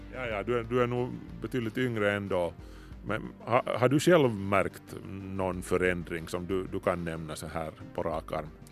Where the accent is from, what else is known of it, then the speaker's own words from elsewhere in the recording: Ingå, Uusimaa, Finland; när jag var liten, alltså i Ingo skärgård